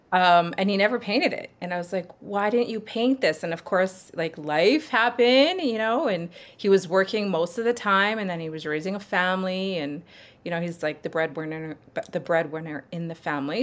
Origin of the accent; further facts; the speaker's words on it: Sherwood Park, Alberta, Canada; also born or lived in Edmonton; raised in Sherwood Park.